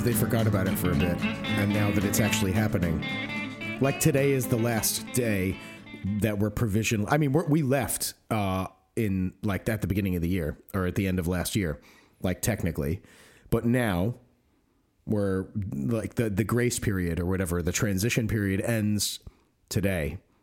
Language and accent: English; United States; now in United Kingdom; I'm American, but I'm also, you know, half Greek, and I live here on the strength of my Greek and therefore E U citizenship